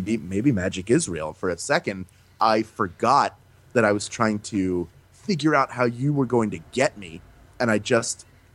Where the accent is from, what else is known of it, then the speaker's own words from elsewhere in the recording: Philadelphia, Pennsylvania, United States; moved away as an adult; also born or lived in Central New York; now in California, United States; sports was how I stayed connected to Philadelphia. So no matter what was happening, I could follow the sports teams and still feel like connected to my hometown